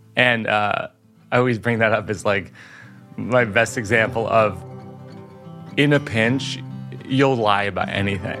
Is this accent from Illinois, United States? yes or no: no; Shrewsbury, Massachusetts, United States; moved away; that's where Joe and I grew up sort of outside Boston, probably an hour away, in Shrewsbury